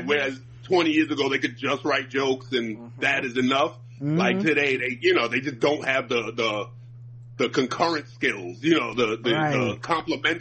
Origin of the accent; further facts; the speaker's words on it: New York City, New York, United States; also born or lived in Abu Dhabi, UAE / China; from Brooklyn.